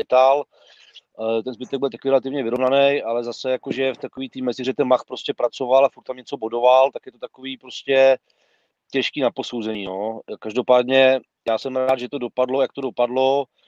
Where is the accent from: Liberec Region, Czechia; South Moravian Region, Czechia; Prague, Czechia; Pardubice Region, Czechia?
Prague, Czechia; jsem jakoby Pražák